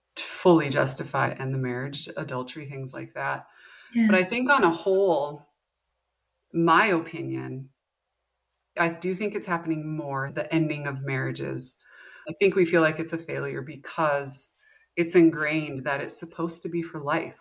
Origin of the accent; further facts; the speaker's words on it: North Dakota, United States; moved away as an adult; also born or lived in Montana / South Texas; I am from North Dakota. I was born in Montana, moved to North Dakota when I was young. Grew up, graduated high school here.